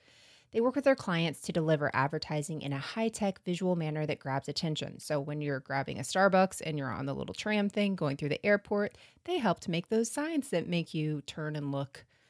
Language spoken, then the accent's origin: English; Florida, United States; I mean, we're from Florida, so we should be taken out of this conversation.